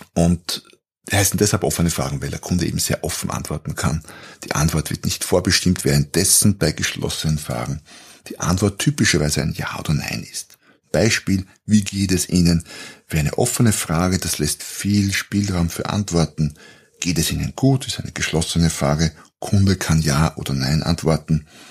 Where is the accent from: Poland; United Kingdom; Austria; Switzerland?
Austria; Ich bin Österreicher, da beginnt schon mal. Wir sprechen anders jetzt im Vergleich zu den deutschen oder Schweizer Hörern